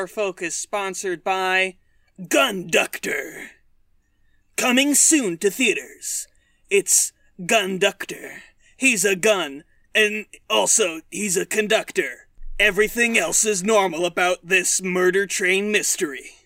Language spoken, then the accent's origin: English; United States; I'm an American